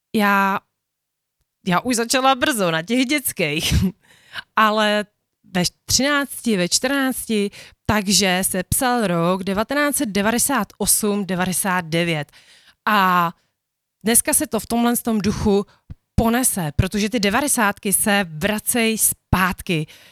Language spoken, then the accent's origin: Czech; Bohemia, Czechia; u nás v Čechách